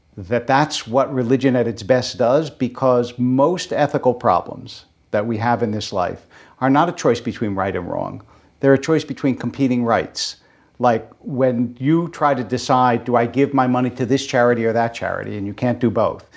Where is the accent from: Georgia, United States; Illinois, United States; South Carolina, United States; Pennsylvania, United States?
Pennsylvania, United States; Philadelphia; moved away; growing up in Philadelphia